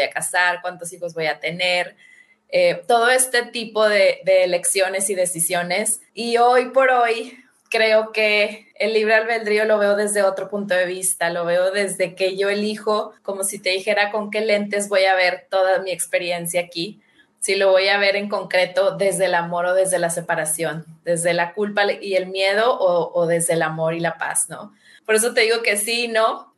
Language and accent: Spanish; Mexico; los dos somos mexicanos